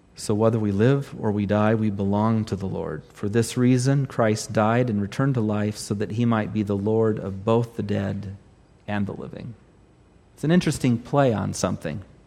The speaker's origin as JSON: {"language": "English", "region": "Southern California", "country": "United States", "said": "not only am I Californian, I'm Southern Californian."}